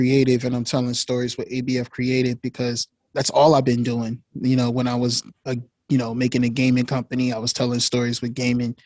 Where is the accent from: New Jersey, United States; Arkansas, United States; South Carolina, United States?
New Jersey, United States; Newark; I'm from Newark